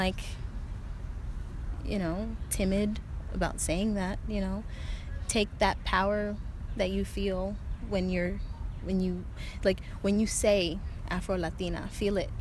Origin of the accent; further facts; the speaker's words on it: North Carolina, United States; also born or lived in Ithaca, New York; I was born in Ithaca, New York, and raised in North Carolina, so I am a Southern girl at heart